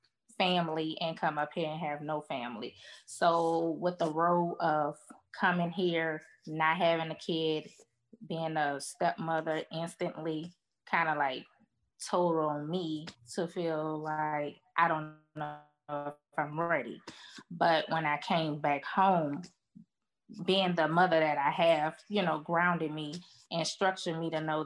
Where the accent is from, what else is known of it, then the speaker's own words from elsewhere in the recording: New Orleans, Louisiana, United States; moved away as an adult; now in Louisville, United States; I'm from New Orleans